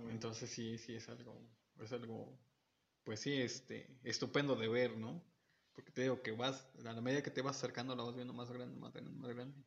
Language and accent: Spanish; Mexico; nuestros pequeños pequeños defectos como mexicanos